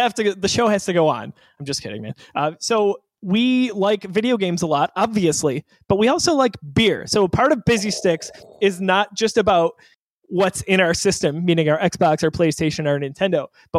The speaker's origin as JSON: {"language": "English", "town": "Buffalo", "region": "New York", "country": "United States", "said": "We're from Buffalo, New York."}